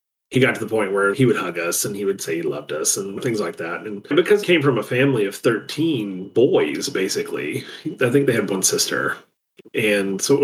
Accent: the South, United States; It's part of who I am because I'm from the South

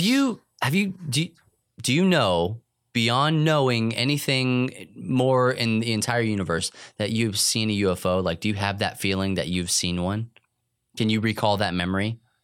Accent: New Mexico, United States; moved away; I was in New Mexico

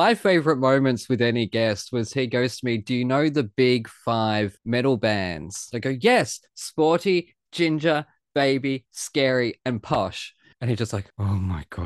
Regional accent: Australia; I'm the Australian here

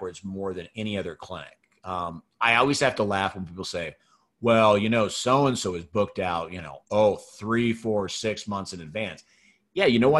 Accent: Pacific Northwest, United States; I grew up in the Pacific Northwest

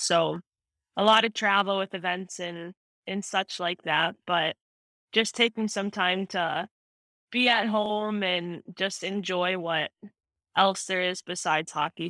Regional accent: right outside of Chicago, Illinois, United States; moved away as an adult; also born or lived in Minnesota; I grew up right outside of Chicago

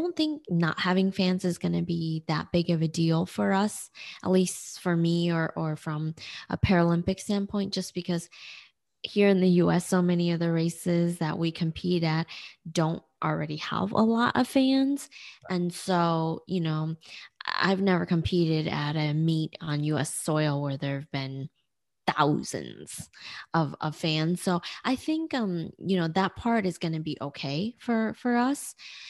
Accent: Nanjing, Jiangsu, China; born there; And so I was born in Nanjing, China. That's where my story begins.

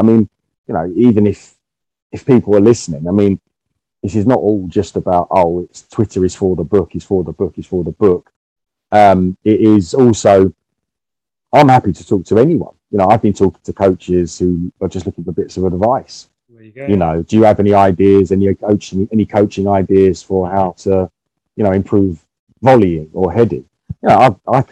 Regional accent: England, United Kingdom; as an English person

